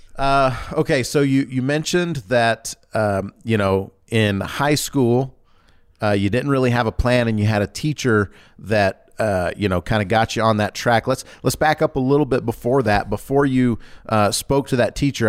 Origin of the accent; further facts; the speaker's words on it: Georgia, United States; moved away; I grew up in Georgia